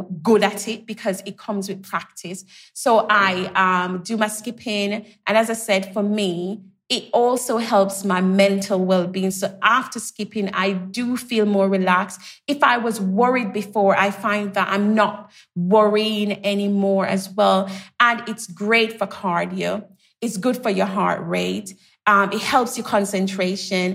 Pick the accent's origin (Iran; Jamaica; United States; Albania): Jamaica; I grew up in Jamaica, so we had the green spaces